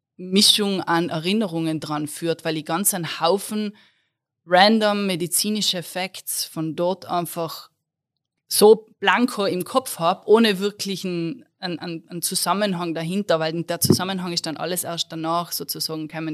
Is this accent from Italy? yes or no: yes; South Tyrol, Trentino-Alto Adige, Italy; accent: South Tyrolean; moved away as an adult; now in Innsbruck, Austria; Südtirolerin, falls es jemand noch nicht herausgehört hat aus meinem Dialekt. Ähm, Wahlinnsbruckerin